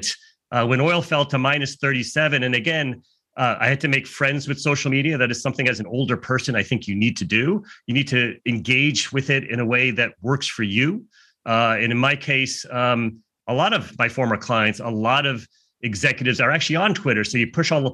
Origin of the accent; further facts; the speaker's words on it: United States; I'm American